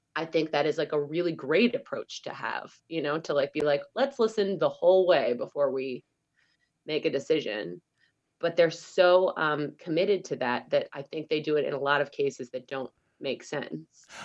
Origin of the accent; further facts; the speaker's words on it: United States; now in Denmark; I'm American